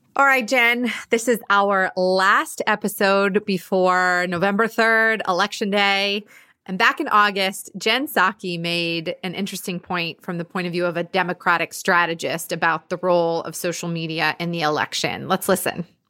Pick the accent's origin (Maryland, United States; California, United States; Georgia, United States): Georgia, United States; my home state of Georgia